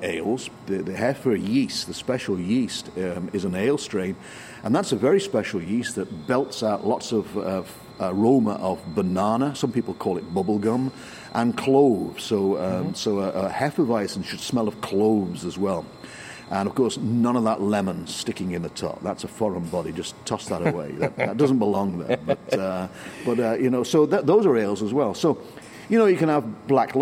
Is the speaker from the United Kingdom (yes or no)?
yes; England, United Kingdom; I'm English